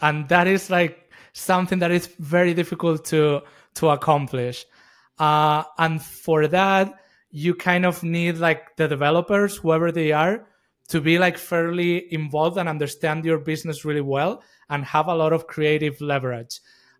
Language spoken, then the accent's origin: English; Madrid, Community of Madrid, Spain; also born or lived in United States; yeah, I'm originally from Madrid. I spent the past 15 years in the U.S., and I just came back a few months ago.